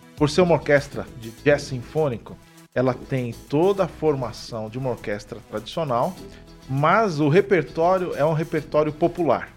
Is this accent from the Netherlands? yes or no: no; São Paulo, Brazil; moved away as an adult; now in Maringá, Brazil; eu sou natural de São Paulo, estava em São Paulo